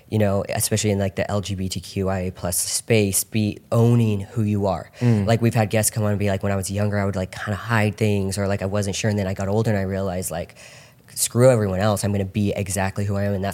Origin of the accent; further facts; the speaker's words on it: Pennsylvania, United States; so growing up in the Poconos